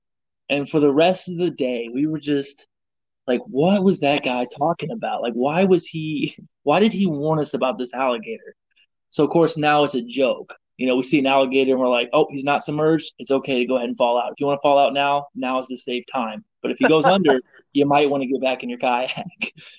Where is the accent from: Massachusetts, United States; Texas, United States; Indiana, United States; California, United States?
Indiana, United States; Especially me, I'm coming from Indiana, and like, this is the first time I've been around alligators as well.